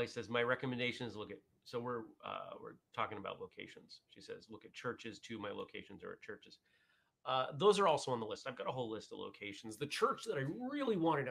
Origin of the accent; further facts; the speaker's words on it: Maine, United States; moved away as an adult; now in Vermont, United States; I grew up in Maine, where not everyone had snow tires